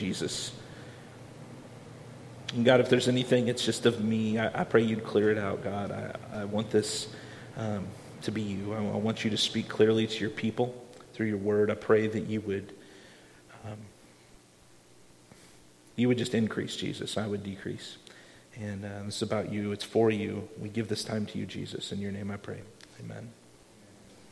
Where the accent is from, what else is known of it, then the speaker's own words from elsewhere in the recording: Iowa, United States; I didn't grow up on a farm even though I grew up in Iowa